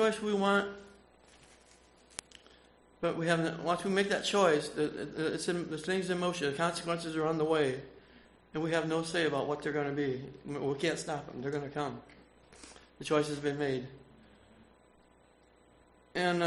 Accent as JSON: {"language": "English", "town": "Fort Wayne", "region": "Indiana", "country": "United States", "said": "I'm from Fort Wayne, Indiana. I grew up as a young Amish boy"}